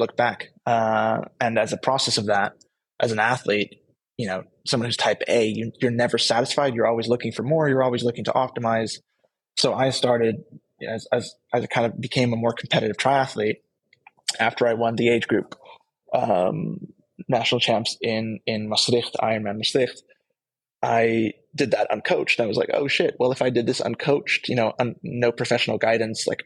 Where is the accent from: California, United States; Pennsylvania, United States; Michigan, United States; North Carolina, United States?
California, United States; moved away; also born or lived in Netherlands; I grew up in California, as I mentioned earlier. My parents being Dutch